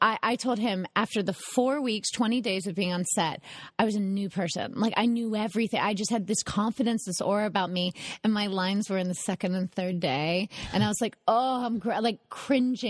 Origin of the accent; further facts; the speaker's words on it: North Carolina, United States; I'm from North Carolina